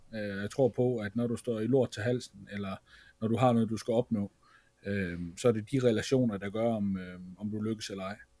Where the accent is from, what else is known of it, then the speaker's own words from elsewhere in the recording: Feldborg, Central Denmark Region, Denmark; jeg er fra Feldborg af